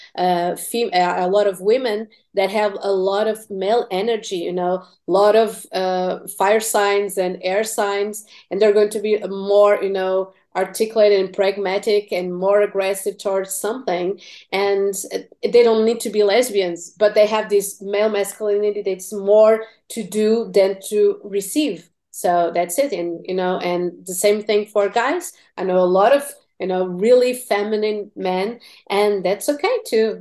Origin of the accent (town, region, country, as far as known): Portugal; English is a second language; also born or lived in Tennessee